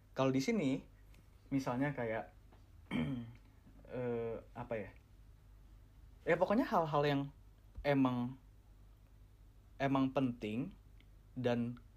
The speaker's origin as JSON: {"language": "Indonesian", "country": "Indonesia", "tie": "born there", "said": "gue Gua gua dilahirkan di Indonesia di mana uh, lingkungan dan uh, beberapa dari keluarga gue bilang kayak jangan deh lu lu jangan deh ke ke negara-negara barat."}